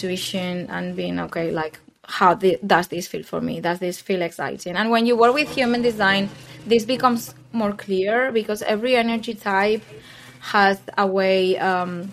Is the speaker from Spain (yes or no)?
yes; Spain; moved away as an adult; also born or lived in London; I moved back to Spain at the beginning of the pandemic